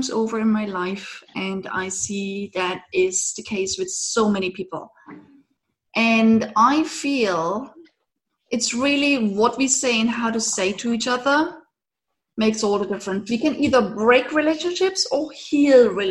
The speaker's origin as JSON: {"language": "English", "region": "eastern Germany", "country": "Germany", "tie": "born or raised there", "moved": "yes", "said": "I grew up in Eastern Germany"}